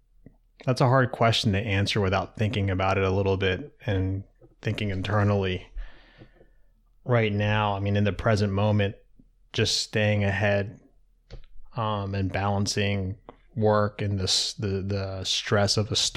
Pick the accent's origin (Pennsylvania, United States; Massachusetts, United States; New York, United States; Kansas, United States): Pennsylvania, United States; Darby; born there; also born or lived in Savannah, Georgia / Newark, Delaware; So I was born in Philadelphia, right outside of Philadelphia in Darby, Pennsylvania. And spent a couple of years there. My sister was born a year later. And we moved to Savannah, Georgia for like 4 years.